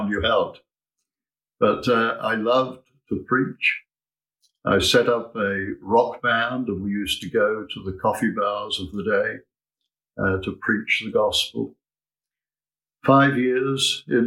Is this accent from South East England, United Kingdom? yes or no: yes; Southampton, South East England, United Kingdom; I grew up here in Southampton in a place called Hollybrook Homes, just off the Winchester Road